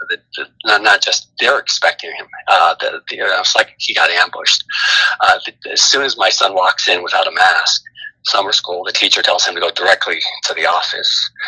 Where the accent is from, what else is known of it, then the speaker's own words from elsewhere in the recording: Bay Area, California, United States; also born or lived in Sacramento, California / Washington; I was born in Sacramento and, and grew up in the uh, Bay Area uh, with a little stint in, in Washington, uh, in the state of Washington, my dad's job, but pretty much from the Bay Area.